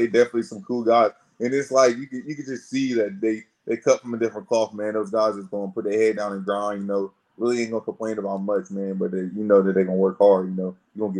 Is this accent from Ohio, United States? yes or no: yes; Columbus, Ohio, United States; I'm from Columbus, Ohio, man.